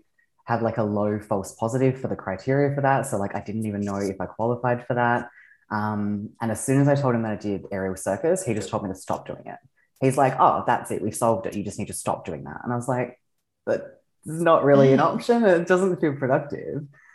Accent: Australia; I am from Australia. I am an aerialist.

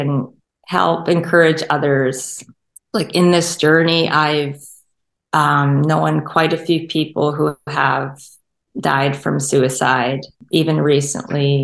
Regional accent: St. Albert, Alberta, Canada; also born or lived in Edmonton, Canada; I grew up in St. Albert

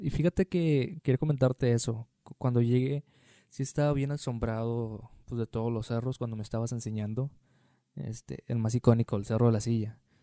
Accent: Tampico, Tamaulipas, Mexico; now in Monterrey, Mexico; yo que soy de Tampico

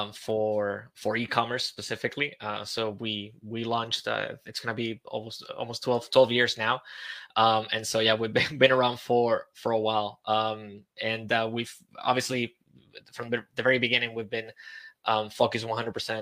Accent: Spain; moved away as an adult; also born or lived in Santiago, Chile; I'm from Spain

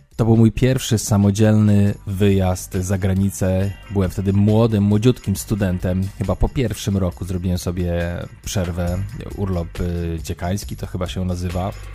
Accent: Poland; moved away as an adult; also born or lived in London; Ja tam przyjechałem taki obdartuch, kurczę, z Polski

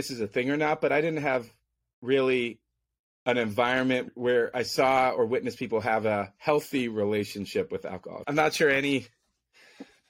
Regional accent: San Francisco, California, United States; I was born and raised in San Francisco

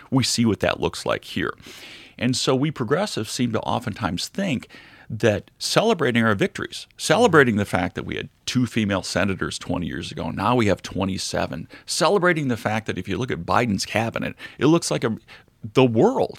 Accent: United States

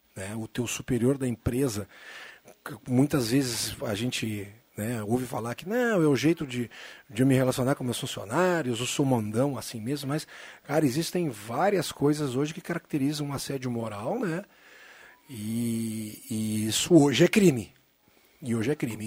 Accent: Caxias do Sul, Rio Grande do Sul, Brazil; moved away; also born or lived in Santa Cruz do Sul; minha família é de Caxias, morou, eu nasci lá

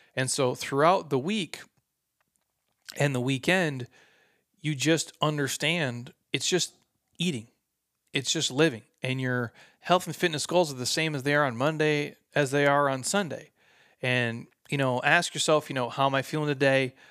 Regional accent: Midwest, United States; I'm from the Midwest

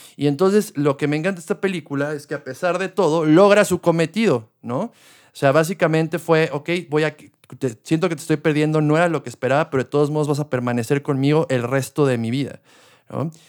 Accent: Mexico; also born or lived in Querétaro; algo que tenemos mucho también como mexicanos

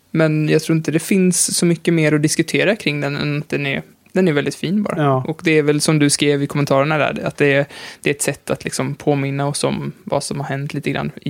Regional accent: Sweden; Nej, men jag är ju svensk i alla fall.

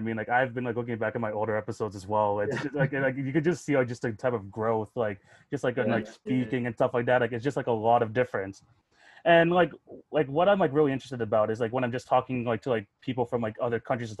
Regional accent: Canada; Like I'm from Canada

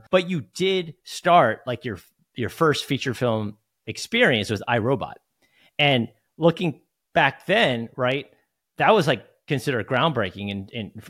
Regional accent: New Jersey, United States; moved away; I'm from New Jersey

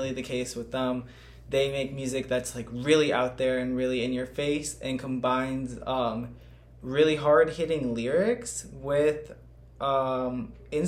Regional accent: Chicago, Illinois, United States; I'm from South Shore

